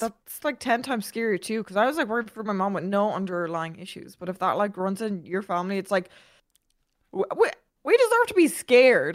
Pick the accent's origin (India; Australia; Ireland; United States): Ireland; I'm Irish.